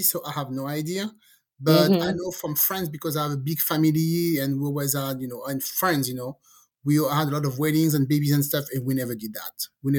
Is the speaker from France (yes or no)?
yes; France; also born or lived in Caribbean; now in United States; I'm from France.